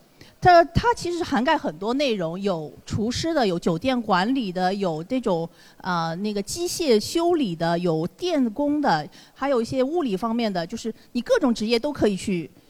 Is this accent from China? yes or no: yes; China; 美我们中国人毕竟在美国属于一个少数主义